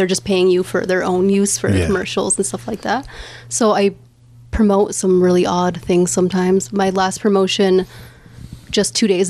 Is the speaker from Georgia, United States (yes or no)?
no; Delaware, United States; moved away as an adult; also born or lived in Akwesasne; because I'm not from Akwesasne. I actually grew up in Delaware.